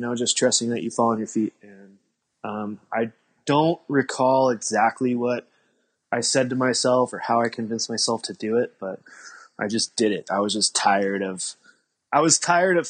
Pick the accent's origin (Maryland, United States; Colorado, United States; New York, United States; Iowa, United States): Colorado, United States; I grew up in Colorado